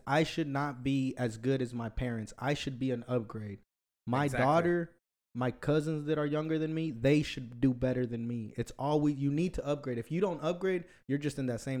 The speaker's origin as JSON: {"language": "English", "town": "Los Angeles", "region": "California", "country": "United States", "tie": "born or raised there", "moved": "yes", "lives_now": "Oklahoma, United States", "said": "I was born in California, Los Angeles"}